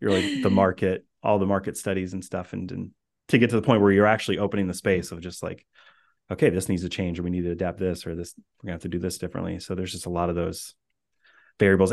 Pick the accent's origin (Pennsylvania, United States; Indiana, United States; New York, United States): Indiana, United States; moved away as an adult; also born or lived in Boston area; now in Boston, United States; I grew up in Indiana